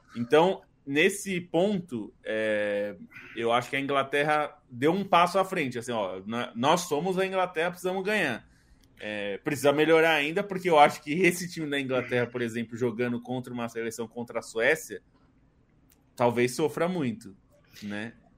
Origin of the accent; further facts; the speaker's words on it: Brazil; como brasileiros